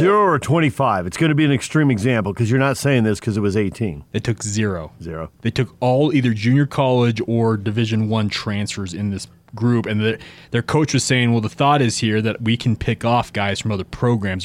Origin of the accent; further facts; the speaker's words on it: West Coast, United States; I grew up on the West Coast